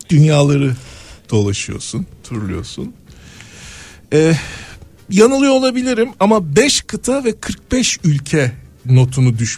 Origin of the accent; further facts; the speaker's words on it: Manisa, Turkey; e, çocukluğum Manisa'da geçti. e, bisiklet, bisikletinle Manisa sokaklarını turluyorsun.